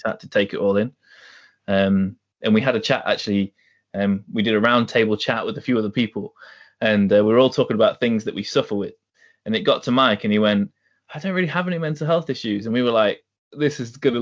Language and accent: English; Newcastle upon Tyne, North East England, United Kingdom; I was brought up in Newcastle. I'm kind of a half Geordie